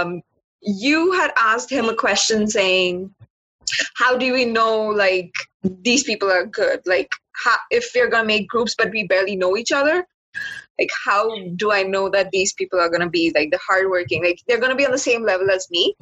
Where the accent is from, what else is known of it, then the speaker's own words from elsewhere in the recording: India; moved away as an adult; now in Canada; I'm from India, but currently I'm studying in Canada, pursuing my postgrad studies